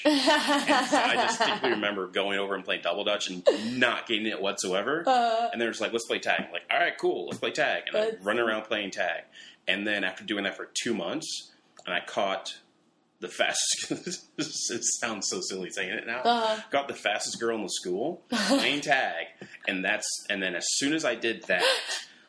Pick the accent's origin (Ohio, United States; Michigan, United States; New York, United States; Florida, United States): Ohio, United States; Cleveland; Growing up in Cleveland, Catholic grade school